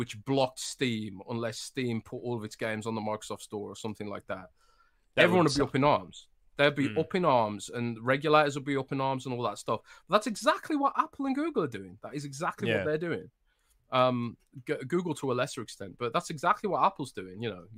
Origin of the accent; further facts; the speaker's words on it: Midlands, United Kingdom; I'm from the Midlands.